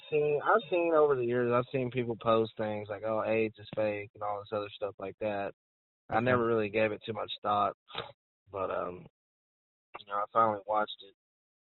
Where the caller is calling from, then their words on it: Arkansas, United States; I'm calling from Arkansas.